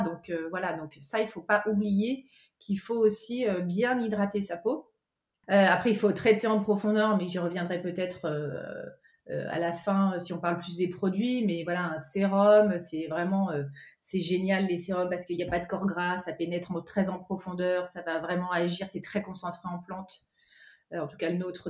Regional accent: Cantal, Auvergne-Rhône-Alpes, France; je suis originaire d'Auvergne, du Cantal, plus particulièrement.

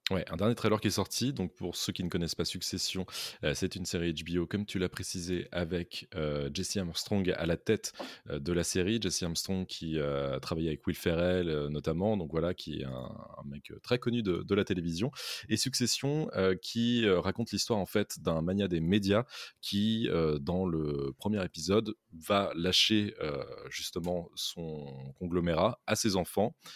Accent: France; chez nous, en France

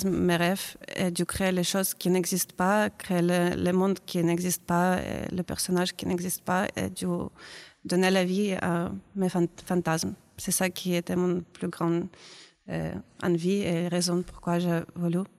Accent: Ukraine; French is a second language; now in France; je suis ukrainienne.

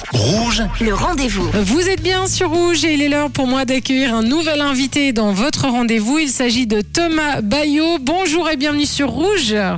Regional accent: Morges, Vaud, Switzerland; je suis de Morges

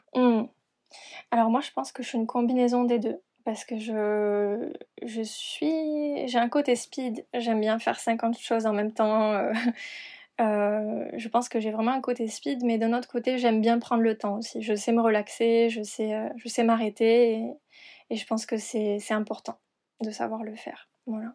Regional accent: Perpignan, Occitania, France; also born or lived in Montpellier / London / Argentina / Hong Kong; now in Paris, France; Je suis originaire de Perpignan

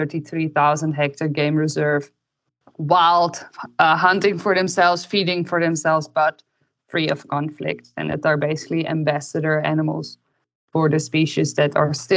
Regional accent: Netherlands; moved away as an adult; also born or lived in Belgium; now in Namibia; I'm originally from the Netherlands and I studied veterinary medicine in Belgium

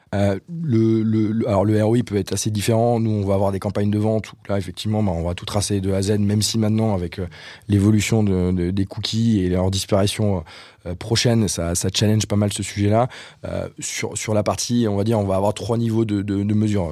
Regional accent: Brittany, France; moved away as an adult; also born or lived in Nantes / Reims / Paris; je viens de, je viens de Bretagne

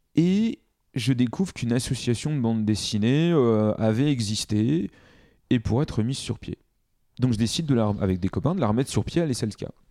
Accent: Paris, Île-de-France, France; je suis né à, Paris, euh, dans le 12e arrondissement

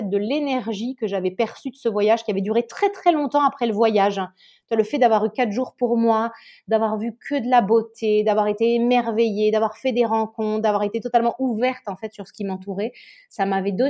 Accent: Nice, Provence-Alpes-Côte d'Azur, France; also born or lived in Paris; now in Italy; Je suis normande, mais j'ai grandi dans le sud de la France, à Nice. J'ai fini mes études à Paris, j'ai commencé à travailler à Paris

